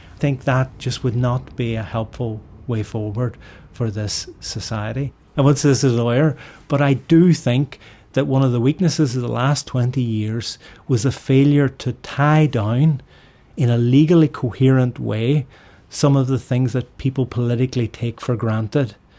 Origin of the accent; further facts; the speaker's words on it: Derry, Northern Ireland, United Kingdom; now in Belfast, United Kingdom; I live in Belfast, but I'm from Derry in the Northwest. When I was growing up, without giving away my age here, in the seventies and eighties, we could see the border